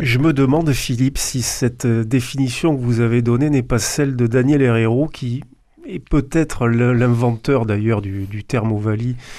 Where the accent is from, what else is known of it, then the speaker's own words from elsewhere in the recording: Toulouse, Occitania, France; en tant que Toulousain